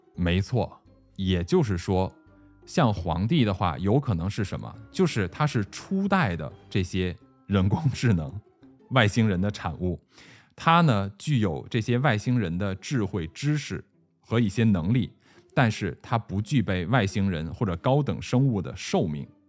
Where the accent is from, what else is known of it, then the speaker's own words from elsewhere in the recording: China; 我们中国人提到的这种上古传说呀